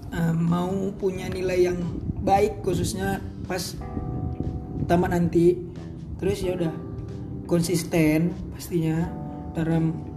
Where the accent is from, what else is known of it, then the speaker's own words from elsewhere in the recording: Medan, North Sumatra, Indonesia; Umur aku 17 tahun Aku asal Medan